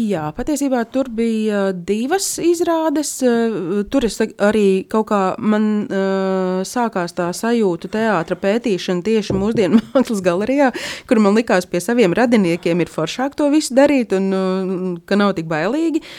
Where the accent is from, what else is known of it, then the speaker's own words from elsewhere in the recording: Līvāni, Latgale, Latvia; es esmu pati no Līvāniem un uh, nedaudz runāju latgaliešu valodā